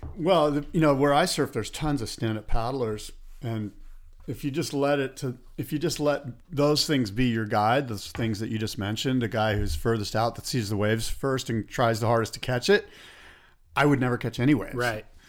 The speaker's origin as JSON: {"language": "English", "town": "San Diego", "region": "California", "country": "United States", "tie": "born or raised there", "said": "growing up in San Diego and being a Padres fan"}